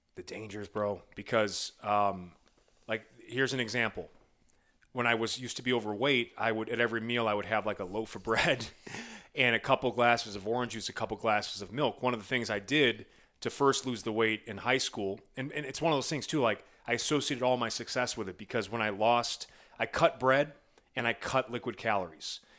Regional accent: Midwest, United States; I'm from the Midwest

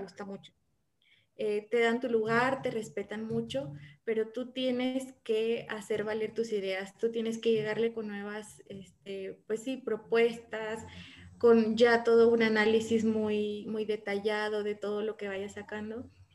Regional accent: Morelia, Michoacán, Mexico; now in Querétaro, Mexico; ich komme aus Morelia, aber ich wohne in Querétaro

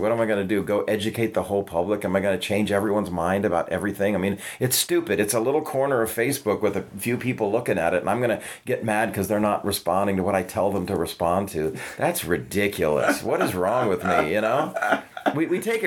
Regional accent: Santa Fe, New Mexico, United States; moved away as an adult; also born or lived in Los Angeles, California; now in Nashville, United States; I lived in Santa Fe all through high school.

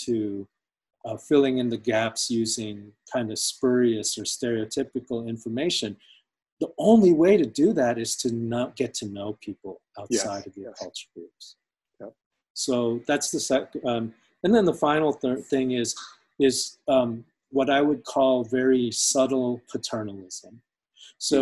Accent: United States; I'm American. I'm an American citizen. I was literally raised here

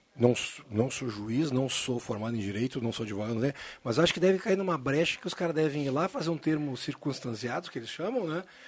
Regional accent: Caxias do Sul, Rio Grande do Sul, Brazil; moved away; also born or lived in Santa Cruz do Sul; minha família é de Caxias, morou, eu nasci lá

